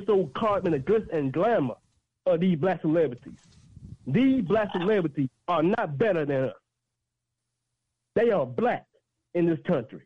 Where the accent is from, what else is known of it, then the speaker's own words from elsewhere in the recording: Oxford, Mississippi, United States; I'm born and raised in Austin, Mississippi, the home of Ole Miss